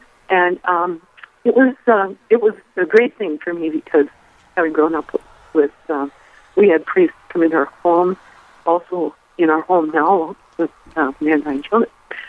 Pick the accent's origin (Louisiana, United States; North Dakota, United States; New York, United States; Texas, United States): North Dakota, United States; Dickinson; I grew up in Dickinson, which is about 22 miles north, and from a family of 13 children. And we were always daily mass people, daily rosary people.